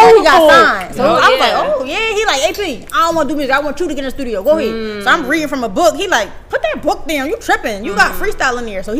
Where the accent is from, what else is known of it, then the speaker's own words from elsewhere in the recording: Philadelphia, Pennsylvania, United States; Yeah, I'm from Philly.